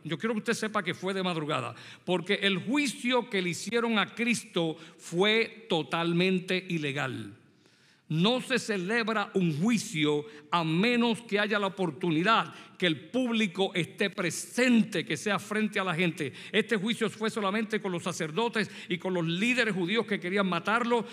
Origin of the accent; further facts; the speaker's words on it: Puerto Rico; moved away; soy puertorriqueño. Así que yo nací en Puerto Rico y me crié allí